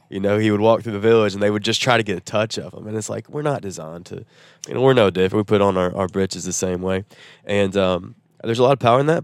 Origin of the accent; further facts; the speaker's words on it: Nashville, Tennessee, United States; also born or lived in Chattanooga, Tennessee; growing up in Nashville